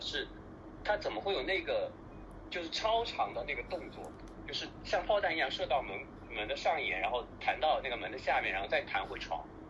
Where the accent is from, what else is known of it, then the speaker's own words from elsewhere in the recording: Wenzhou, Zhejiang, China; 在我们家乡，就是温州